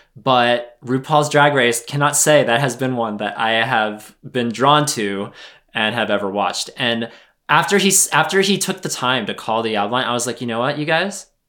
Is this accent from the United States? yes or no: yes; United States; as an American